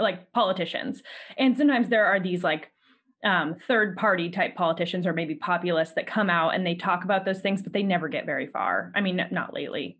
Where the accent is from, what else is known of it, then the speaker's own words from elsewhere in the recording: California, United States; as a Californian